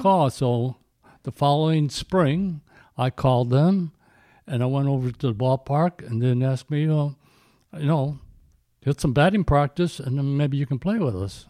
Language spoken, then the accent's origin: English; Addison, Illinois, United States; I grew up in Addison, Illinois